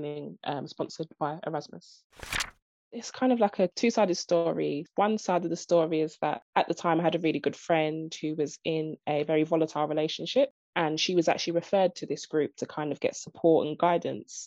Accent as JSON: {"language": "English", "region": "London", "country": "United Kingdom", "said": "I'm from East London, Stratford."}